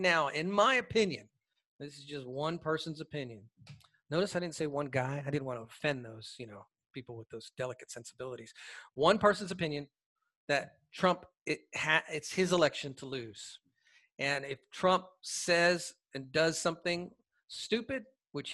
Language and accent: English; Atlanta, Georgia, United States; here in my hometown in Atlanta